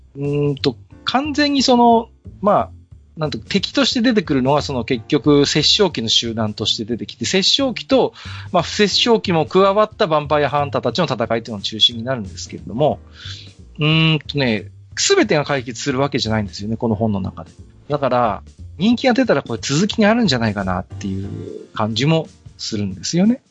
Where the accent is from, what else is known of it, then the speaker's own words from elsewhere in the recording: Tohoku, Japan; ちょっと悲しい東北人